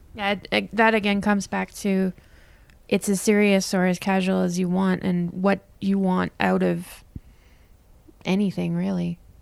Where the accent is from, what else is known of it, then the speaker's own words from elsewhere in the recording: Winnipeg, Manitoba, Canada; moved away as an adult; now in Utah, United States; I grew up in Winnipeg and I lived there my whole life, but just before I moved here